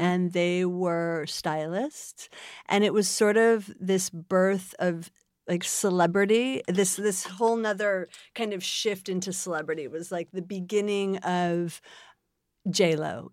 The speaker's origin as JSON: {"language": "English", "town": "Buffalo", "region": "New York", "country": "United States", "tie": "born or raised there", "moved": "as an adult", "said": "I was born in Buffalo, New York."}